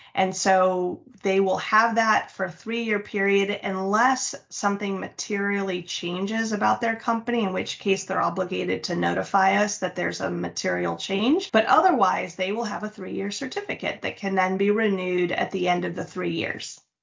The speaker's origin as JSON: {"language": "English", "country": "United States", "tie": "born or raised there", "also_born_or_lived": "Mexico", "said": "that's why I was raised in the States"}